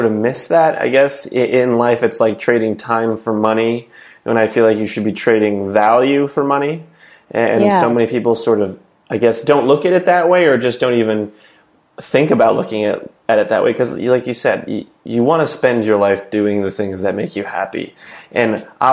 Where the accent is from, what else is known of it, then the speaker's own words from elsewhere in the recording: New Jersey, United States; moved away; I'm originally from New Jersey